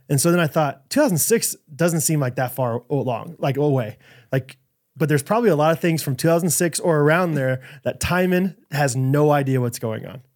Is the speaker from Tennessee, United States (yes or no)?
no; Kansas City, Missouri, United States; growing up in Kansas City